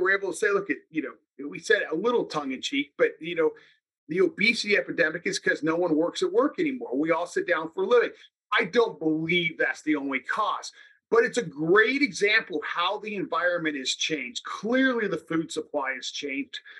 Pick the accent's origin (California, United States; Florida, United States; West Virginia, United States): California, United States; Salinas; I'm from Salinas, California. I grew up working in the lettuce fields.